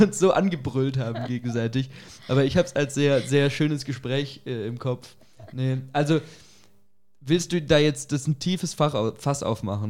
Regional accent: Germany; bei uns in Deutschland, in unserer Gesellschaft

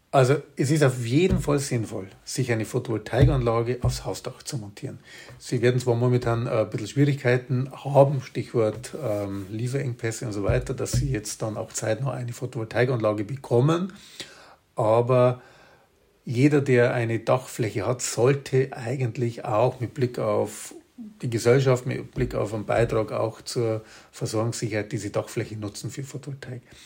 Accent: Bavaria, Germany; bei uns in Bayern

